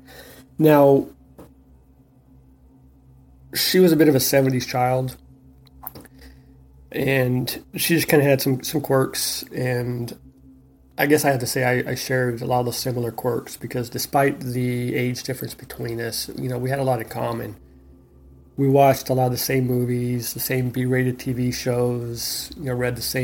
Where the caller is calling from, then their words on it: Ontario, California, United States; I'm calling from Ontario, California.